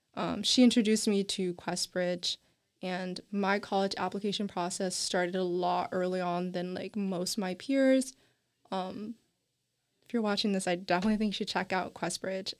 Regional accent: Nashville, Tennessee, United States; first language English; I'm from Nashville, Tennessee

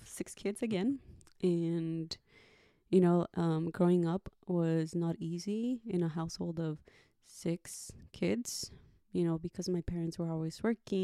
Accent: United States; also born or lived in Ensenada, Mexico; My parents immigrated to the United States when I was probably like 6 or 7.

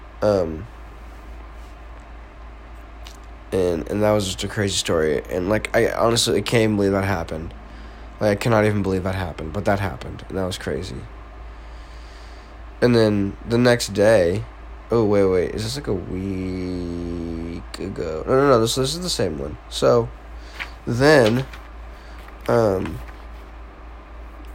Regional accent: Marshfield, Missouri, United States; I'm just from Marshfield, Missouri. Like, this little town smack dab in the middle of the country

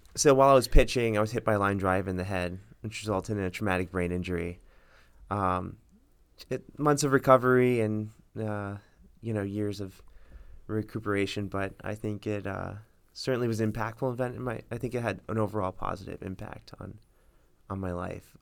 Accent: Miami Springs, Florida, United States; I grew up in Miami Springs

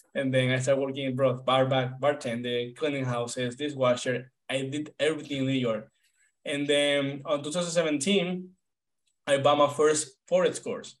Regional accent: Venezuela; moved away as an adult; now in United States; I'm from Venezuela. Right now, I'm 28 years old. When when I came to the US, I was 23.

